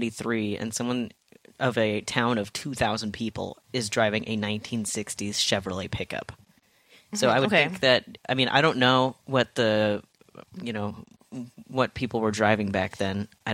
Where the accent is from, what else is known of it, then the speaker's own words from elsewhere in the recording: Terrace, British Columbia, Canada; but I grew up in Terrace, which is along the Highway of Tears